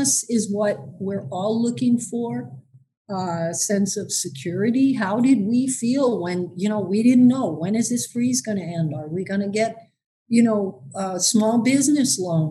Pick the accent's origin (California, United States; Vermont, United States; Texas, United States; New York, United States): New York, United States; New York City; now in Michigan, United States; I actually spent the early part of my life growing up on Staten Island